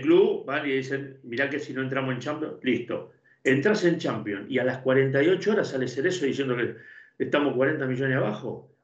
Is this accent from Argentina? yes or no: yes; Argentina; siendo argentino